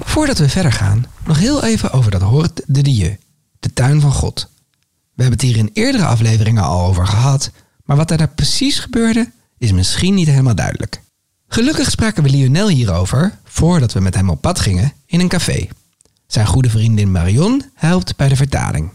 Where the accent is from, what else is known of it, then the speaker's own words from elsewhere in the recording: Netherlands; ik loop als Hollander lekker op mijn slippertjes